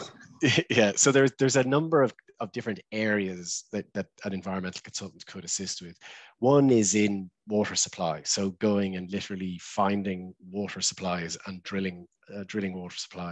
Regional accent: Ireland; also born or lived in London

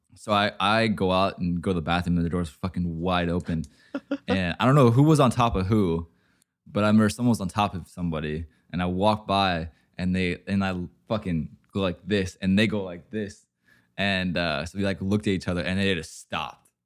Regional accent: Oregon, United States; I'm from Oregon.

